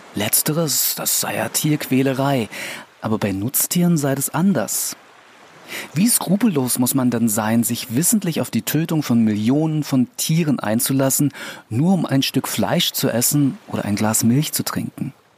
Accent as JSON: {"language": "German", "region": "Berlin", "country": "Germany", "said": "als Berliner"}